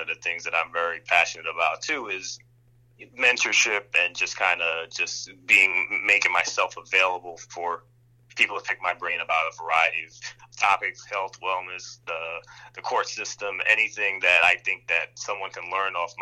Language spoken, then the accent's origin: English; New York City, New York, United States; now in White Plains, United States; I grew up in Queens as well, Long Island City specifically.